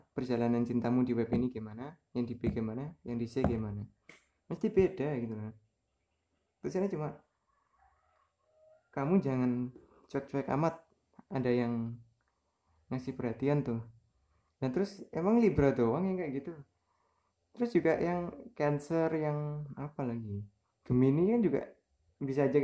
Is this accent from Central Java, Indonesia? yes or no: yes; Kudus, Central Java, Indonesia; jadi saya TK besar udah mulai di Kudusnya TK Abad TK-nya di Kudus SD-nya di samping TK-nya itu SD Muhammadiyah itu Muhammadiyah satu